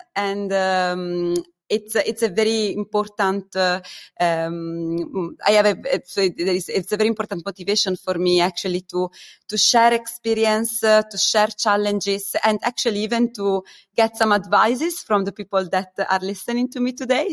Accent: Italy; moved away as an adult; also born or lived in Germany; I come from Italy

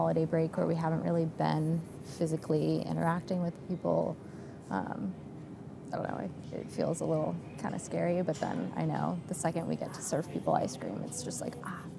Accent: Atlanta, Georgia, United States; moved away as an adult; now in Charlotte, United States; I'm from Atlanta

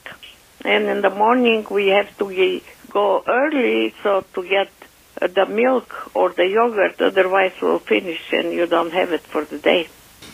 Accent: Sofia, Sofia City, Bulgaria; moved away; I was born in Bulgaria, Sofia, in 1934

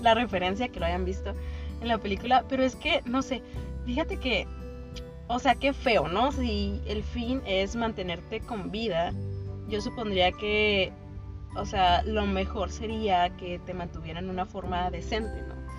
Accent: Mexico; somos un podcast mexicano

